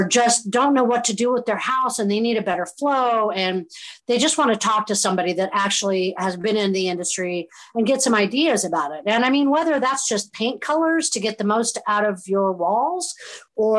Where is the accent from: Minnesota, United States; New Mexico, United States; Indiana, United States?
Indiana, United States; Southern; also born or lived in Chicago / Philadelphia; now in Southwest Florida, United States; I'm originally from Southern Indiana